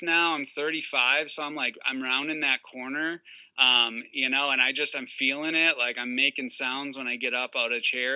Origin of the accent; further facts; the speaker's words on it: Wisconsin, United States; I'm from Wisconsin. And so like hoodie season for us is like, you know, a solid 8 months out of the year.